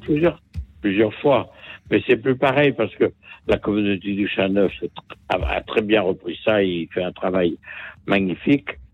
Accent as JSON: {"language": "French", "town": "Lyon", "region": "Auvergne-Rhône-Alpes", "country": "France", "also_born_or_lived": "Savoie", "said": "Je suis lyonnais"}